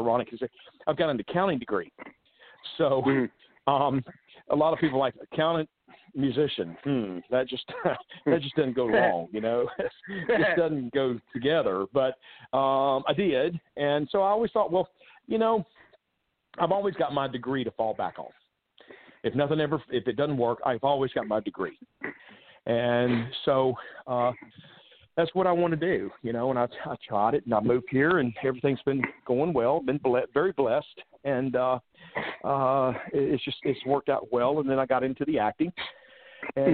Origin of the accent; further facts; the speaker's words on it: Charlotte, North Carolina, United States; moved away as an adult; now in Nashville, United States; I'm originally from Charlotte, North Carolina, and that's where I grew up and was raised.